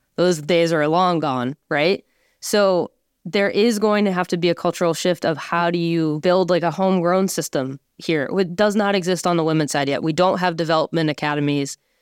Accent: Boston, Massachusetts, United States; I'm from Boston

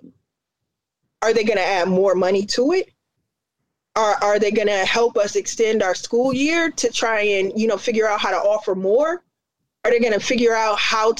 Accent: Indiana, United States; now in Chicago, United States; I grew up in Indiana

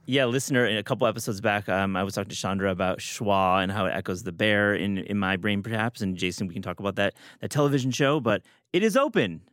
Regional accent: Chicago, Illinois, United States; as a Chicagoan

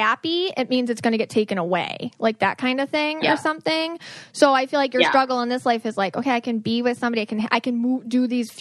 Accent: Buffalo, New York, United States; I'm from Buffalo

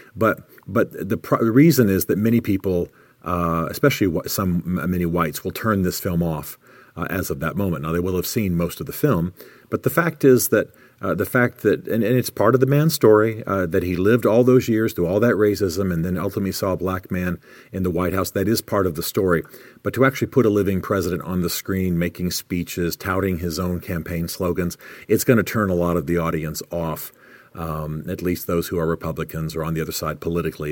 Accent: United States; as an American

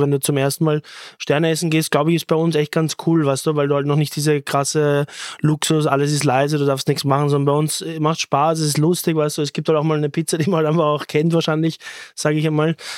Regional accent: Austria; das ist unsere Kultur, wir sind Österreicher

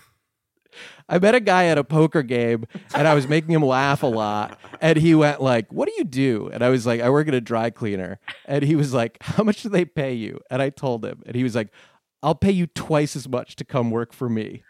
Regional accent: Connecticut, United States; also born or lived in New Jersey; I grew up in Connecticut

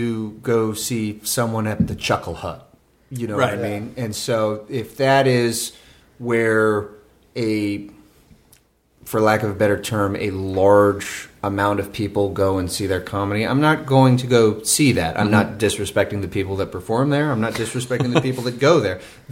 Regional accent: Sacramento, California, United States; Tower Records started in my hometown of Sacramento. And so I pretty much like growing up in Sacramento, that was sort of like the main thing that you were most proud of.

